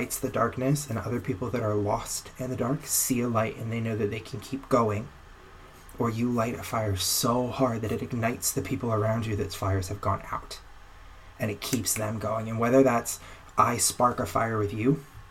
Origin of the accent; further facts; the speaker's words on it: Florida, United States; moved away as an adult; now in Anaheim, United States; I'm from Florida where there were tons of them.